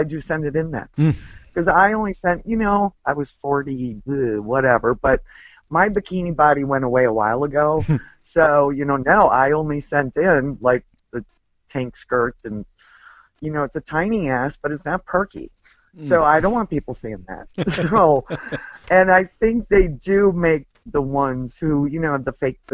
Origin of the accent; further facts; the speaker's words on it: Wisconsin, United States; moved away; I'm from Wisconsin originally